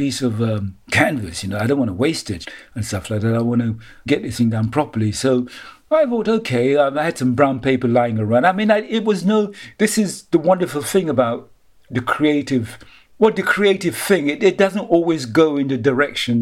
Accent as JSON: {"language": "English", "town": "Roseau", "country": "Dominica", "tie": "born or raised there", "said": "I was born in 47 in Rosa, Dominica, which is one of the Windies, Windward Islands"}